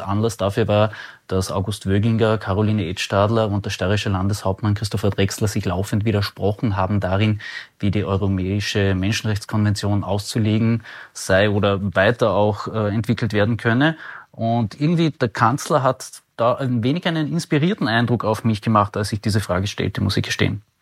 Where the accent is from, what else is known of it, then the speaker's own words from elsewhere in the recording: Carinthia, Austria; ich, ich komme ja aus Kärnten